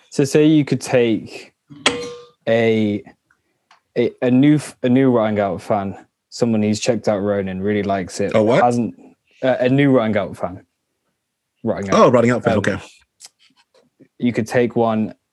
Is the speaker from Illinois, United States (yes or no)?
no; Los Angeles, California, United States; Well, I'm from Los Angeles